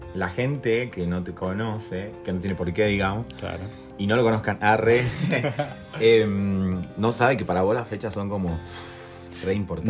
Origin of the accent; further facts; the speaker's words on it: Jujuy, Argentina; somos de Jujuy